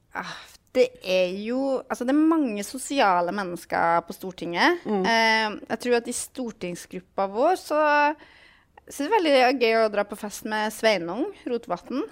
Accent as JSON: {"language": "Norwegian", "region": "Trøndelag", "country": "Norway", "said": "jeg er jo fra Trøndelag"}